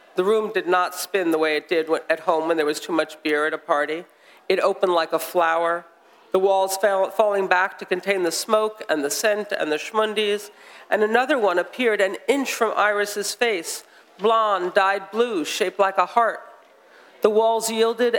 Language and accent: English; United States; I'm an American